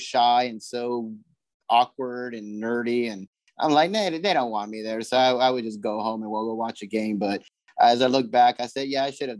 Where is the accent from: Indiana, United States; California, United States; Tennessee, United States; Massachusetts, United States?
California, United States; Los Angeles; moved away as an adult; also born or lived in Gardena, California; now in Charlotte, United States; I was born in Los Angeles, California on May 24th, 1976. That's where I grew up a big Dodger fan